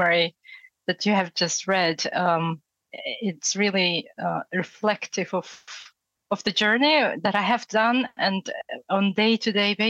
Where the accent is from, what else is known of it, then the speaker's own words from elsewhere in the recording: Far East of Russia, Russia; English is a second language; moved away as an adult; also born or lived in Yakutsk, Russia / United States; now in Henley-on-Thames, United Kingdom; I grew up in far east of Russia.